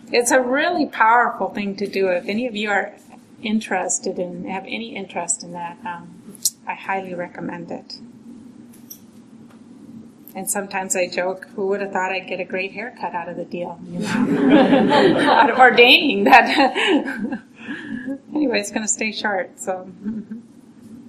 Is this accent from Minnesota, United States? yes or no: yes; Minneapolis, Minnesota, United States; now in Massachusetts, United States; I was born and raised here. Not far, near Lake Harriet